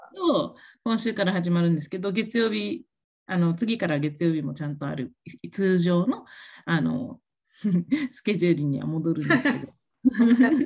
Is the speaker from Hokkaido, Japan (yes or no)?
no; Okinawa, Japan; moved away as an adult; now in United States; 私、沖縄の出身なんですけども、えー、と、約3年前に、あの、沖縄からアメリカに初めて、あの、海外にあの移住してきました